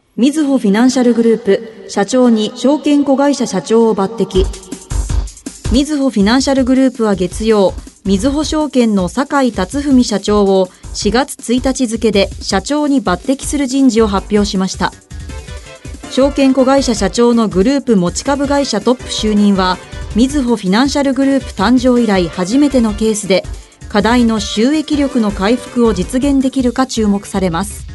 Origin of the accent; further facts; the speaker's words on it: Kansai, Japan; 私たちのような関西出身者